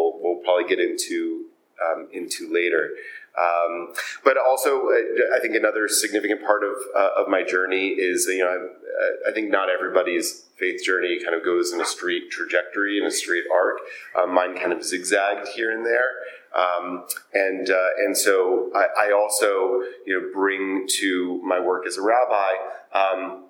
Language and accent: English; Atlanta, Georgia, United States; I was born and raised in Atlanta, Georgia.